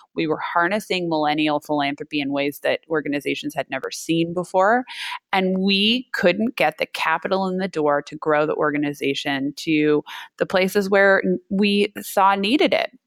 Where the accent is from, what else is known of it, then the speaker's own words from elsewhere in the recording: Napa, California, United States; also born or lived in San Francisco, California; I grew up in Napa, California, wine country